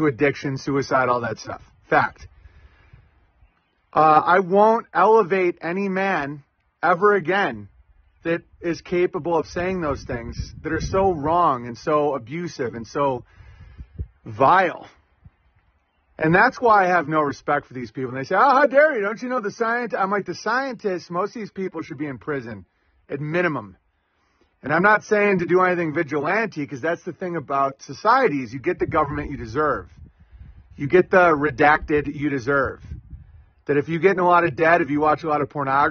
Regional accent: Oswego, United States; growing up in Catholic Oswego

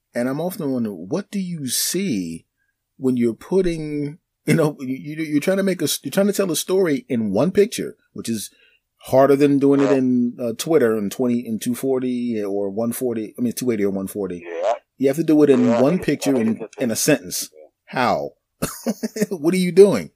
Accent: Philadelphia, Pennsylvania, United States; I grew up in Philadelphia so, yeah. you know, uh, I'm a black guy. I grew up in a black neighborhood.

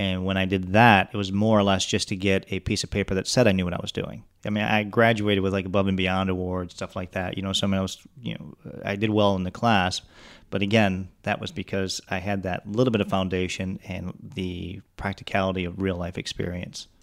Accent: Detroit, Michigan, United States; moved away as an adult; now in Pensacola, United States; I grew up in the Oakland County, Macomb County area, in and out of Detroit.

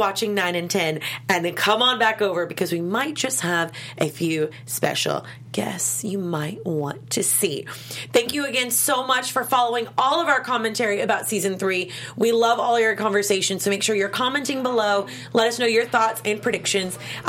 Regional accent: Kentucky, United States; I'm from Kentucky

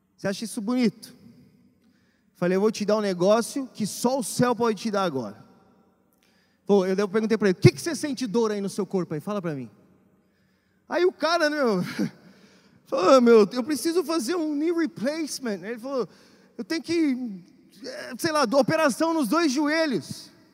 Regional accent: Brazil; moved away; vim do Brasil

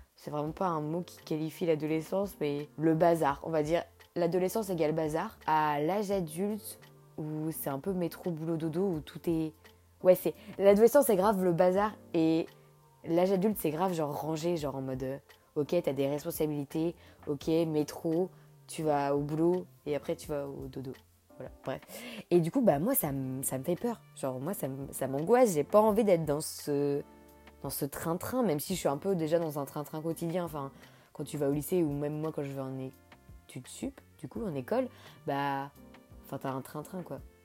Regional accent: Nantes, Pays de la Loire, France; now in Angers, France; j'ai grandi à Nantes

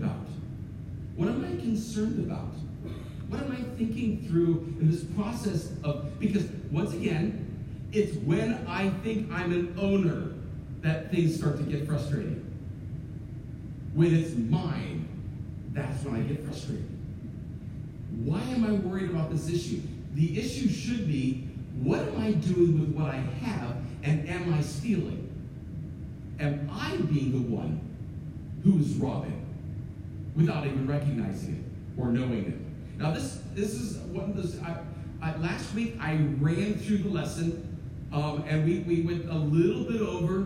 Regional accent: United States

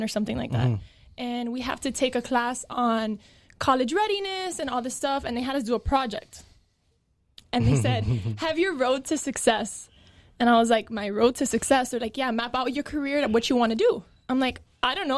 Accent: South Miami, Florida, United States; I grew up in South Miami

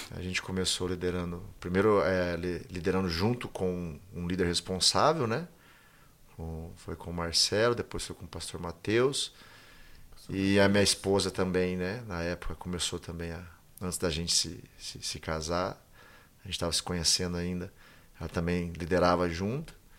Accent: Bebedouro, São Paulo, Brazil; eu sou daqui de Bebedouro, né? Nasci aqui, fui criado aqui

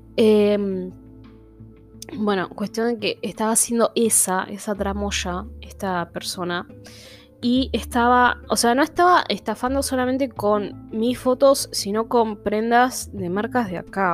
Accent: Buenos Aires, Argentina; soy de Buenos Aires, I'm porteño

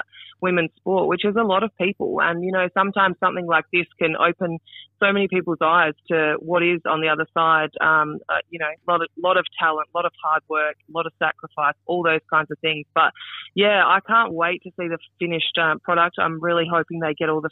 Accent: South Australia, Australia; Yeah, I grew up in South Australia, 3 hours north of Adelaide, actually, born and bred on a farm.

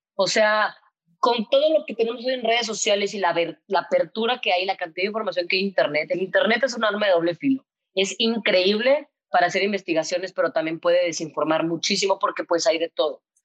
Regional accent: Monterrey, Nuevo León, Mexico; Cuando tenía 13 años más o menos, pues yo soy de Monterrey, estudié en La Bastida, que es un colegio de monjas

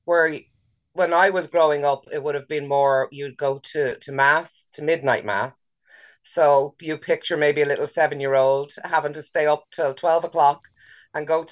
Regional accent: Dublin, Leinster, Ireland; moved away as an adult; now in Monasterevin, Ireland; I'm originally from Dublin, the south side of Dublin

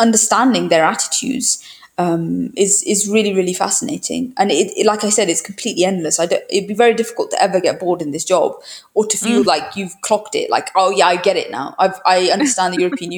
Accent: United Kingdom; moved away as an adult; now in Brussels, Belgium; being a Brit, it's interesting because I came from the UK

